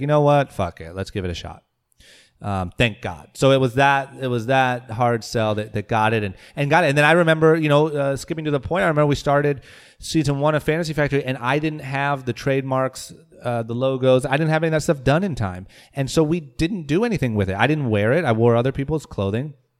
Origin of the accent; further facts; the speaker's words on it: Akron, Ohio, United States; moved away as an adult; also born or lived in Coventry, Ohio; now in Los Angeles, United States; growing up in Akron, uh, in high school